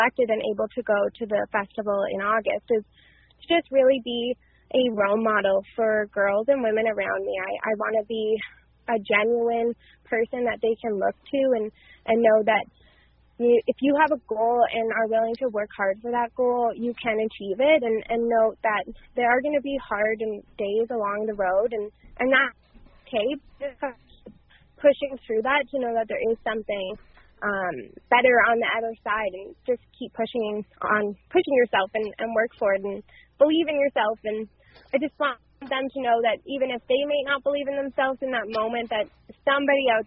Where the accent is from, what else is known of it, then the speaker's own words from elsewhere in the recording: Carp, Ontario, Canada; I'm originally from the Ottawa Valley, born and raised in Carp